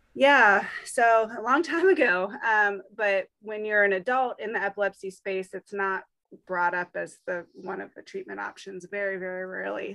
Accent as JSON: {"language": "English", "region": "Virginia", "country": "United States", "tie": "born or raised there", "said": "my hometown in Virginia"}